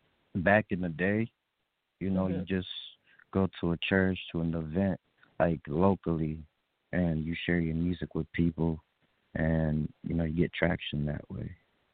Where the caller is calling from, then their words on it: Nashville, Tennessee, United States; I'm calling from Nashville, Tennessee.